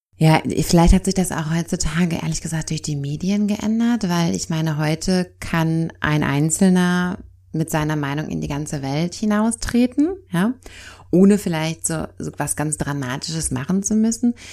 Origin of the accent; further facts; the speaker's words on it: Germany; bei uns in Deutschland